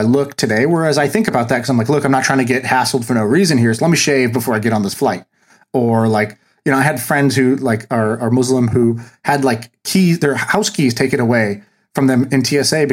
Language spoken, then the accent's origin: English; Tulsa, Oklahoma, United States; I was born in Tulsa, Oklahoma